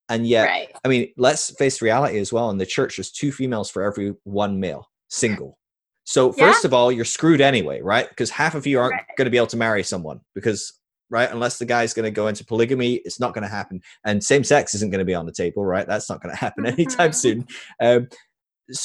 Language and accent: English; Scotland, United Kingdom; moved away as an adult; also born or lived in California; I was from Scotland